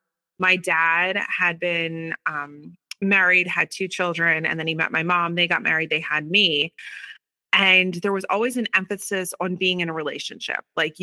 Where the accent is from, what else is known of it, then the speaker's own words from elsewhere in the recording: Philadelphia, Pennsylvania, United States; Yeah, so I grew up right outside of Philadelphia, born and raised.